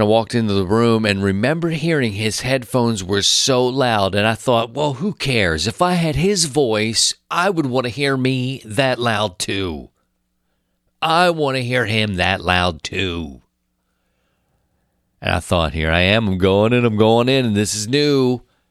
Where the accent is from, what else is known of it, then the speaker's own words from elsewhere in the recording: Baltimore, Maryland, United States; moved away as an adult; also born or lived in Philadelphia; I was hired from Baltimore, my hometown